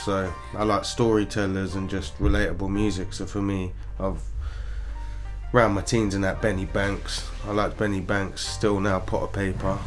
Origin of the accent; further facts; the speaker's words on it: United Kingdom; As British people